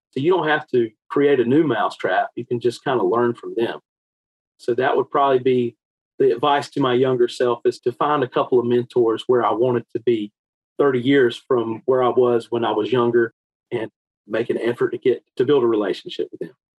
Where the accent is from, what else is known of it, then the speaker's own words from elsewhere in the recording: Eastern North Carolina, United States; I grew up in Eastern North Carolina, and that's still where home is for me today